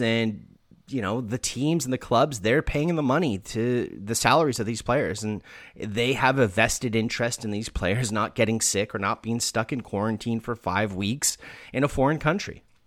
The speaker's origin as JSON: {"language": "English", "country": "Canada", "said": "being Canadian"}